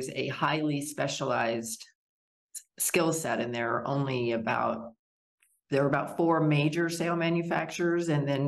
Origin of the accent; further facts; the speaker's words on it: Wyoming, United States; moved away; also born or lived in Arkansas; my father's business moved us to Wyoming